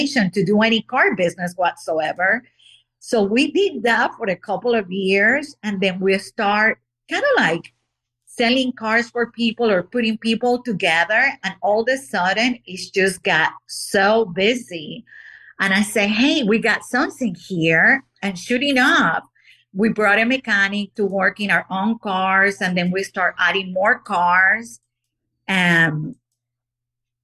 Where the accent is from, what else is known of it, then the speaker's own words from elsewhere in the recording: Barranquilla, Atlántico, Colombia; now in United States; in Barranquilla, Colombia, my hometown